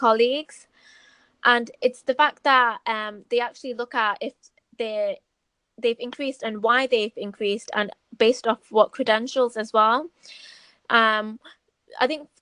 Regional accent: Manchester, North West England, United Kingdom; I'm from Manchester

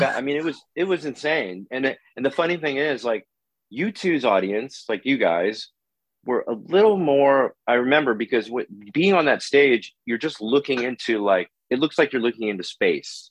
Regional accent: Oakland, California, United States; now in Los Angeles, United States; I'm from Oakland

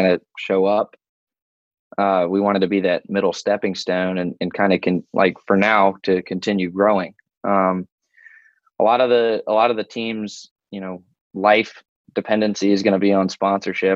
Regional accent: Woodbridge, Virginia, United States; I grew up Northern Virginia in Woodbridge, about 25-ish miles south of DC

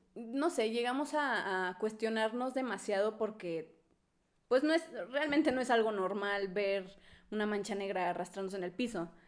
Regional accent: Monterrey, Nuevo León, Mexico; now in Puebla, Mexico; yo soy de Monterrey y yo, me cre, yo crecí con las creencias de Monterrey

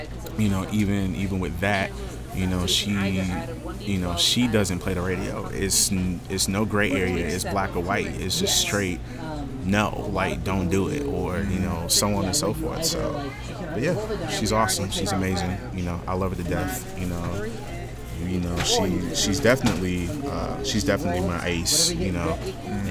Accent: Augusta, Georgia, United States; also born or lived in Germany; I grew up here in Augusta. I was born in, I was actually born in Germany

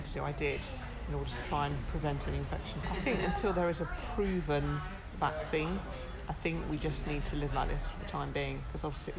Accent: Leigh-on-Sea, East of England, United Kingdom; I'm from Leigh on Sea

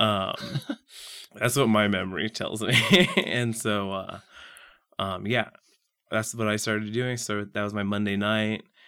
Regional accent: Saint Joseph, Missouri, United States; I'm from Saint Joseph, Missouri, which is just north of here, about an hour

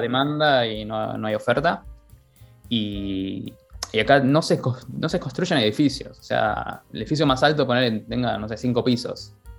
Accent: Buenos Aires, Argentina; moved away as an adult; also born or lived in Dublin, Ireland; now in Wexford, Ireland; soy de Buenos Aires

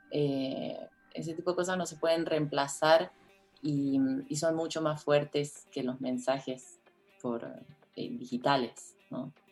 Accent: Córdoba, Argentina; moved away as an adult; also born or lived in Buenos Aires; now in Mexico; cuando me mudé de Córdoba Argentina, a Buenos Aires, mi actitud era más pasiva.

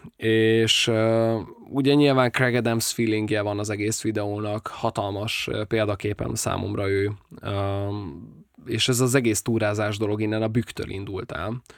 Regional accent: Nyíregyháza, Szabolcs-Szatmár-Bereg, Hungary; moved away as an adult; also born or lived in Budapest; A barátnőmmel mindketten nyíregyháziak vagyunk

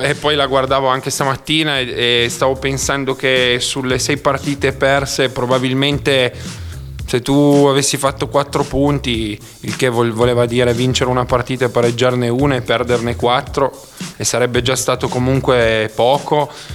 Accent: Cuneo, Piedmont, Italy; now in Bra, Italy; adesso abito a Bra, ma appunto sono di Cuneo

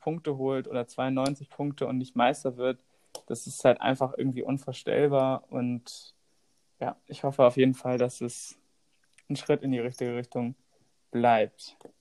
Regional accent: Hamburg, Germany; wir kommen beide aus Hamburg

